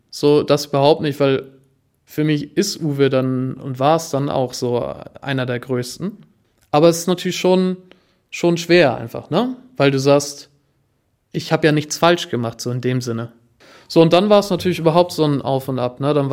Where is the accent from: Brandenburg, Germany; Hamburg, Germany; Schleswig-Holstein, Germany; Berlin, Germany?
Schleswig-Holstein, Germany; Kiel; die haben immer das Gefühl, dass ich ja als Kieler so ungefähr jeden Restaurantbesitzer auch persönlich kennen muss.